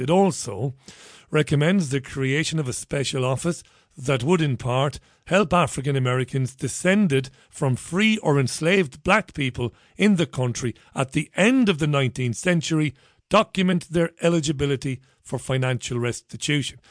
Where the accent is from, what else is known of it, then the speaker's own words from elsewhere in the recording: Ireland; now in United Kingdom; I'm an Irish one